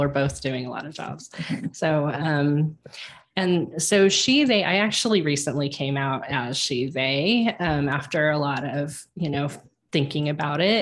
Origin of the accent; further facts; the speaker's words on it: Colorado, United States; moved away as an adult; also born or lived in Kansas City; I moved from Kansas City back to Colorado. I'm a native in Colorado